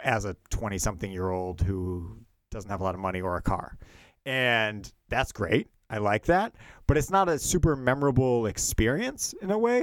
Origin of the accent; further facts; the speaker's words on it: Milwaukee, Wisconsin, United States; moved away; also born or lived in Philadelphia; growing up in Milwaukee